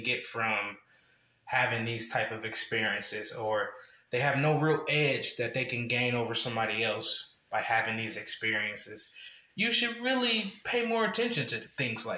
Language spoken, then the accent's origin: English; Columbus, Ohio, United States; moved away as an adult; also born or lived in Akron, Ohio; Originally, I'm from Columbus. I was born in Akron, then raised in Columbus